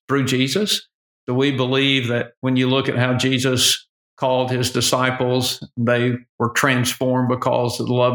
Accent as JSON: {"language": "English", "region": "Southwest Virginia", "country": "United States", "tie": "born or raised there", "said": "I grew up in Southwest Virginia, which is sort of in the middle of nowhere"}